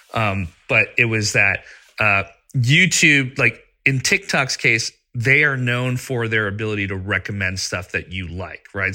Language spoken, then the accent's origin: English; Pakistan; moved away; I was growing up in Pakistan, and we didn't have AOL, but we had our own internet service